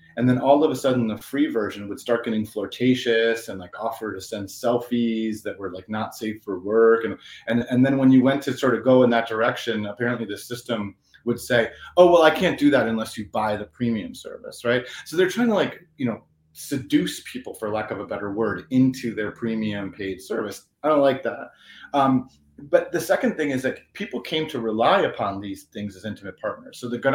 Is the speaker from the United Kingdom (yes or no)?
no; Italy; accent: Italian; English is a second language; I grew up in Italy, so that's why I'm saying it with an Italian accent.